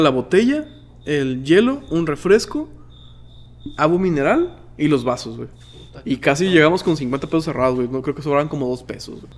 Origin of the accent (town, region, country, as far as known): Mexico